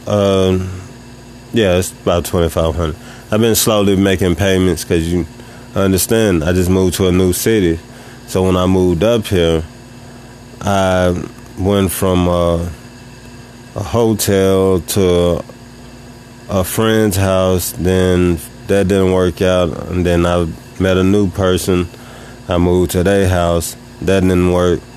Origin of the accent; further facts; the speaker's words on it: Tennessee, United States; I moved to a new city that's 3 hours and 30 minutes away from my hometown. I'm still in Tennessee